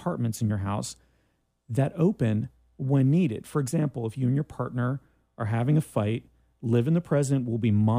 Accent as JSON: {"language": "English", "town": "Ormond Beach", "region": "Florida", "country": "United States", "tie": "born or raised there", "said": "we had junior high when I was growing up in Ormond Beach, Florida"}